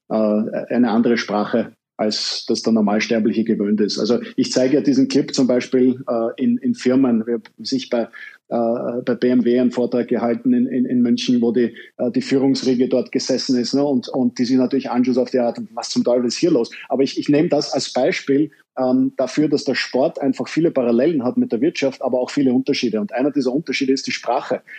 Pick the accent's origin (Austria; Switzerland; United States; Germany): Austria; Vienna; jetzt sind wir Deutsche und Österreicher da sehr, sehr zivilisiert, aber ich als Wiener äh, hatte ähm